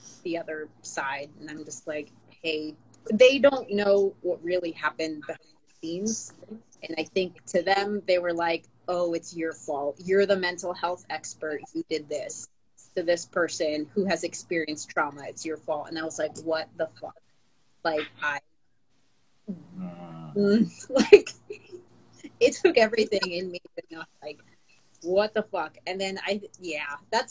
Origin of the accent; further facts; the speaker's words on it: Philippines; first language Tagalog; English is a second language; now in United States; I speak Tagalog and I grew up speaking Tagalog because I was born in the Philippines.